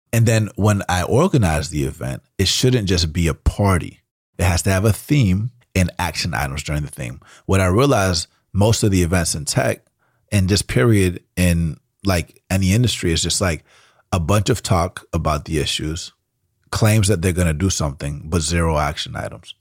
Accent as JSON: {"language": "English", "town": "Atlanta", "region": "Georgia", "country": "United States", "tie": "born or raised there", "first_language": "Spanish", "second_language": "English", "moved": "as an adult", "lives_now": "San Francisco, United States", "said": "I grew up in Atlanta, which is a big music city"}